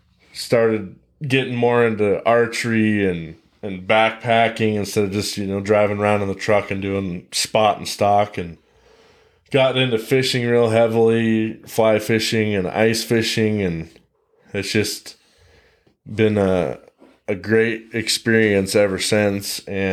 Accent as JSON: {"language": "English", "town": "Billings", "region": "Montana", "country": "United States", "tie": "born or raised there", "said": "So I am a native Montanan. I was born in Billings, been living here my entire life, all 23 years of it."}